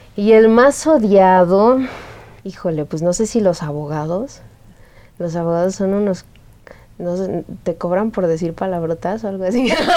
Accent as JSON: {"language": "Spanish", "town": "Xalapa", "region": "Veracruz", "country": "Mexico", "said": "yo soy de Jalapa"}